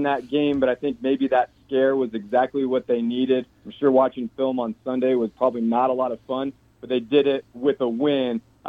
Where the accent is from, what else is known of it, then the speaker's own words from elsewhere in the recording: Colorado, United States; I grew up in Colorado. I grew up a huge CU Buffs fan